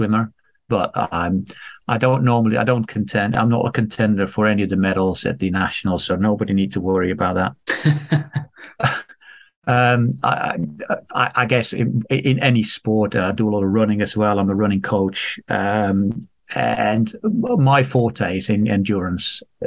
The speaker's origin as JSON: {"language": "English", "country": "Netherlands", "tie": "born or raised there", "moved": "as an adult", "said": "I'm Dutch. I grew up in Holland. I was born there, grew up there, lived there for my first 30 years or so"}